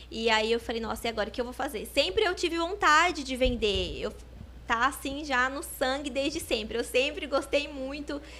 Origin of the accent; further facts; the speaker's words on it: Botucatu, São Paulo, Brazil; Sim, sou de Botucatu mesmo. Nascida aqui. E toda a minha família também. Nunca saí de Botucatu.